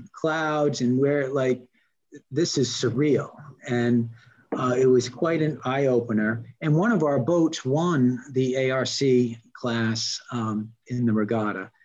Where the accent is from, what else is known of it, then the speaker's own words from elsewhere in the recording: Newport, Rhode Island, United States; I grew up in Newport, Rhode Island